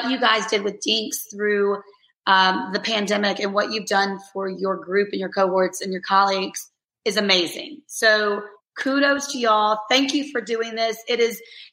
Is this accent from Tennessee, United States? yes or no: no; Alabama, United States; I'm from Alabama, so I got to throw in a y'all here or there.